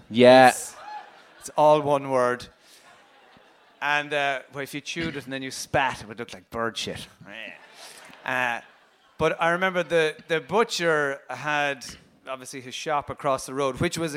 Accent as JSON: {"language": "English", "town": "Ballyclock", "region": "County Limerick", "country": "Ireland", "said": "I'm from Ballyclock."}